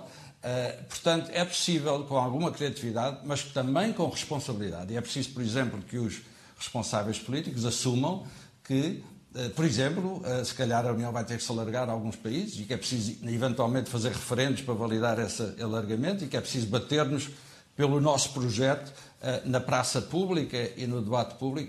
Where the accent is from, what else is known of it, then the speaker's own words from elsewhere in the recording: Portugal; nós portugueses